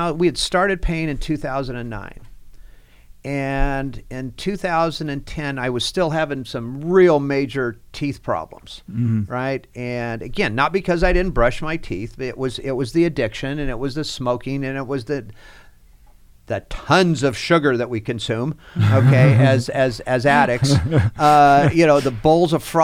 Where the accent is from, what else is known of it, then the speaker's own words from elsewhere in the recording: Fresno, California, United States; born and raised there